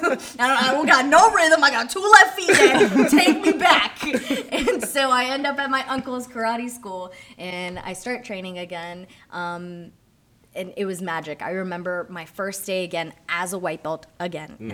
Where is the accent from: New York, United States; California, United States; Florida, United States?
Florida, United States; Miami; also born or lived in Puerto Rico / Orlando, Florida / Knoxville, Tennessee / Franklin, Tennessee; now in Georgia, United States; I'm Puerto Rican, but I was born and raised in Miami.